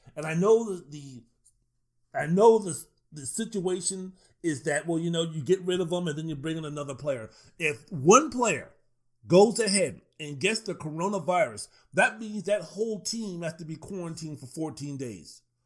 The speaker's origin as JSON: {"language": "English", "town": "Washington", "region": "District of Columbia", "country": "United States", "tie": "born or raised there", "also_born_or_lived": "Arizona", "moved": "as an adult", "lives_now": "Las Vegas, United States", "said": "Growing up in the Washington, D.C. metropolitan area"}